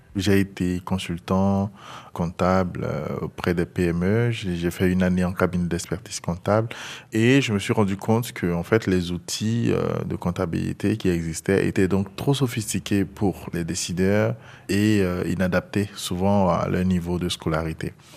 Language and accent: French; Abongoua, Côte d’Ivoire; je suis originaire de Bonguano, précisément d'Abongwa, à l'est de la Côte d'Ivoire. J'ai grandi là-bas.